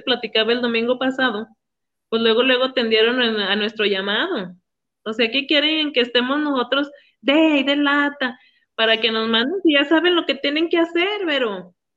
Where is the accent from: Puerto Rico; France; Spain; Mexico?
Mexico; Villanueva, Zacatecas; somos de Villanueva